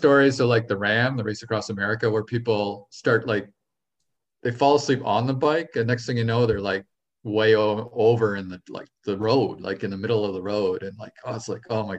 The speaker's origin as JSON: {"language": "English", "country": "Canada", "said": "I am Canadian"}